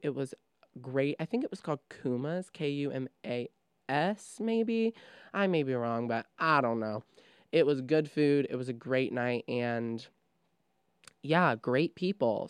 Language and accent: English; Trenton, Ohio, United States; I come from Trenton, Ohio, which is a very suburb, suburban place